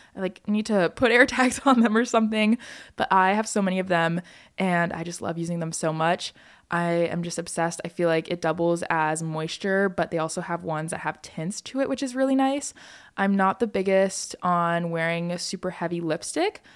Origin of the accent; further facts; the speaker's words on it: Hawaii, United States; growing up in Hawaii